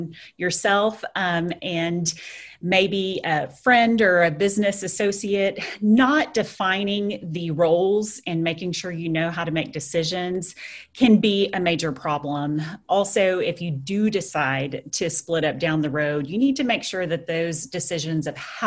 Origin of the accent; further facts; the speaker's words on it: Lubbock, Texas, United States; I was stuck here in my hometown, which I enjoy, at Lubbock, Texas